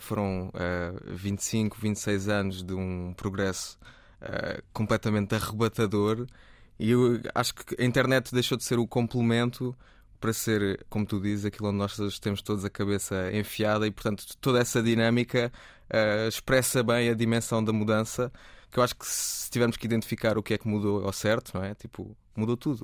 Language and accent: Portuguese; Cuba, Alentejo, Portugal; moved away; also born or lived in Setúbal; mudei de Cuba para Setúbal